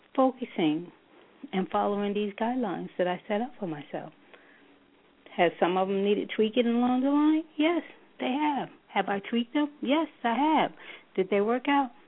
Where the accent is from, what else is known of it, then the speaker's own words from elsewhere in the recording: New York, United States; moved away as an adult; now in Charlotte, United States; I am a native New Yorker. Um, I'm originally from New York.